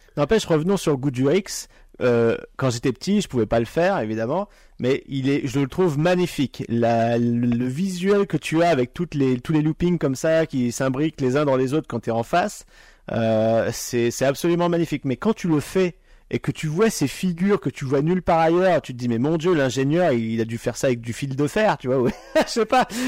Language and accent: French; Pas-de-Calais, Hauts-de-France, France; moi qui suis originaire du Nord, enfin, je, suis, je viens du Pas-de-Calais à la base